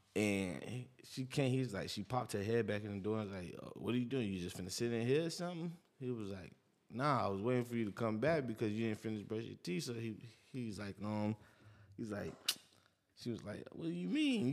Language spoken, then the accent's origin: English; New York, United States; I'm from New York